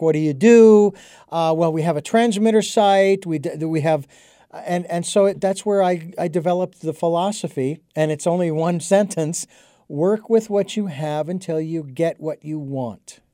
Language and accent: English; Phoenix, Arizona, United States; I was a kid growing up in Arizona